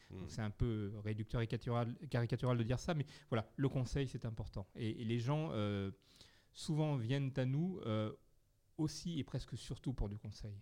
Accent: Bergerac, Nouvelle-Aquitaine, France; je suis né à Bergerac

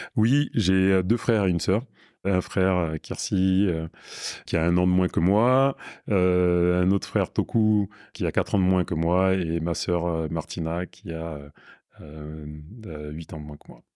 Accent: Burkina Faso; moved away as an adult; also born or lived in Paris, France / Villiers-le-Bel, France; now in Toulouse, France; j'ai grandi de mes 3 ans à mes 19 ans au Burkina Faso

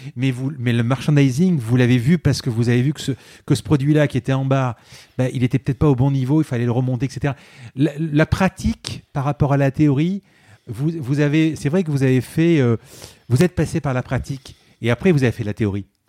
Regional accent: Marseille, Provence-Alpes-Côte d'Azur, France; je suis Marseillais

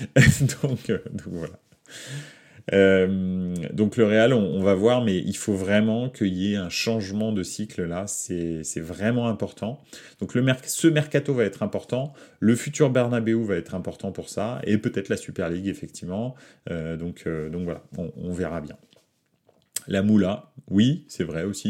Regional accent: Paris, Île-de-France, France; je suis né à Paris

